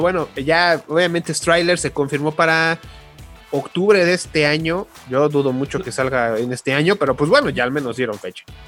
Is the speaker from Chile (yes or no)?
no; Mexico; como buen mexicano